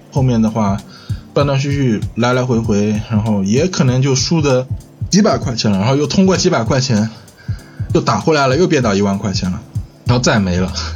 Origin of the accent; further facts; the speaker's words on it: Chongqing, China; 现在的话是住在重庆市啊，我也是重庆人